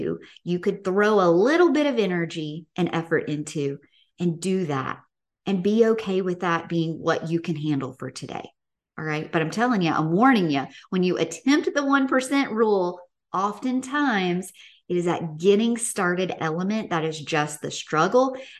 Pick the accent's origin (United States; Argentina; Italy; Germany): United States; the South; growing up in the South.